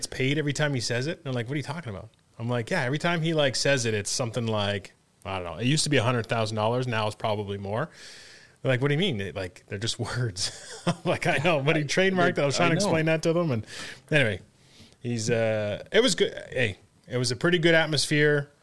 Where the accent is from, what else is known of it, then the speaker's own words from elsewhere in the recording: Canada; also born or lived in Colgate (US, university); I'm Canadian.